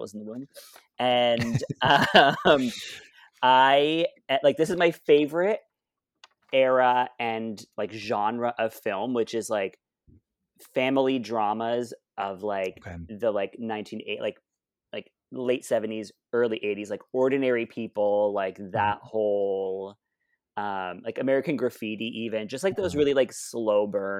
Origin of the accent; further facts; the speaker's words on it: Ottawa, Ontario, Canada; I grew up in Alta Vista.